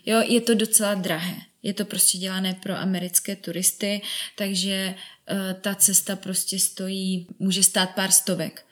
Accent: Czechia; jsem z České republiky

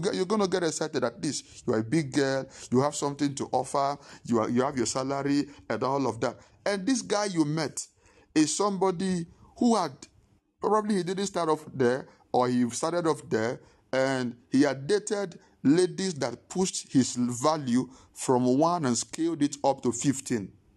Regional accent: Nigeria; moved away; I was still growing up in Ninge-, I was in Nigeria

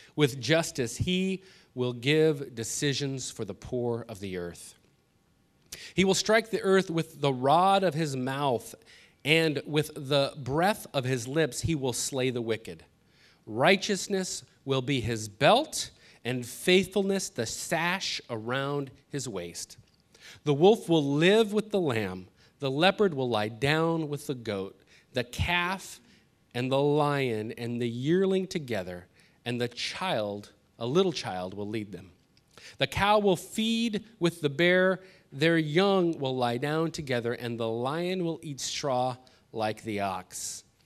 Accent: Los Angeles, California, United States; I grew up in North Hollywood

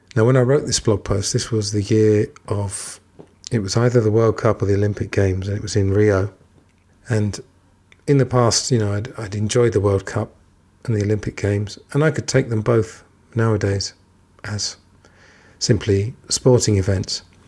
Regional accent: England, United Kingdom; I'm English

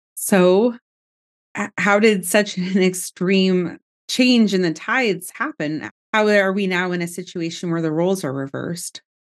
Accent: United States; we as American citizens

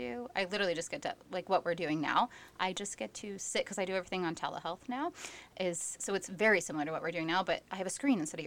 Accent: Ohio, United States; moved away; I'm originally from Ohio

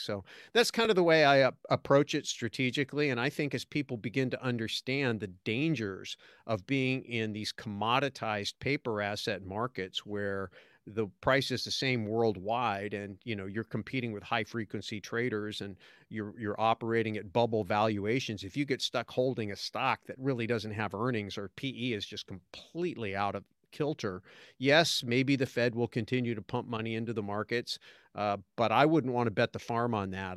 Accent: California, United States; moved away as an adult; I was accidentally born in California

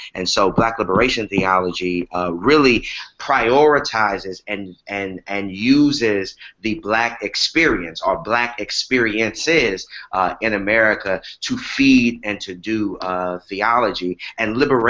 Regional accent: Galveston, Texas, United States; also born or lived in Houston, Texas; now in Pleasantville, United States; Yeah, so I am originally from Galveston, Texas, and I have spent some time in Houston, one of my favorite American cities.

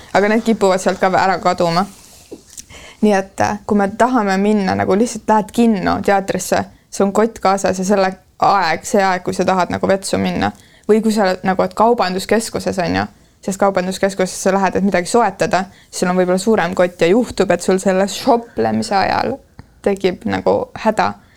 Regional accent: Estonia; ma olen provintsist pärit

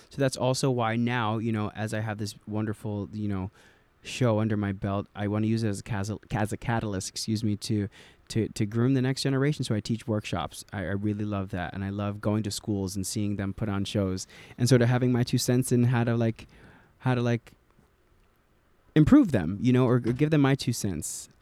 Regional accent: New Jersey, United States; I'm from New Jersey

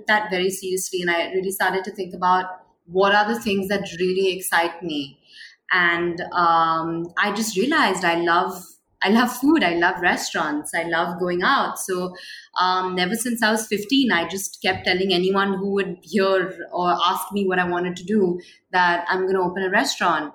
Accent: Mumbai, Maharashtra, India; I was born and raised in Mumbai.

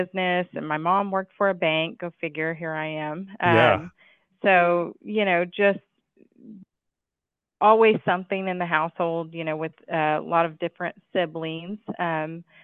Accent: Rowlett, Texas, United States; now in Wylie, United States; So I grew up in Rowlett

